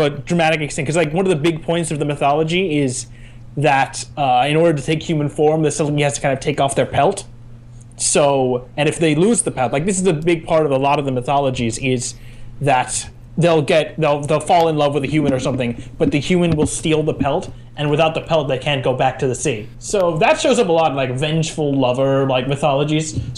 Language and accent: English; Scotland, United Kingdom; because I'm like Scottish.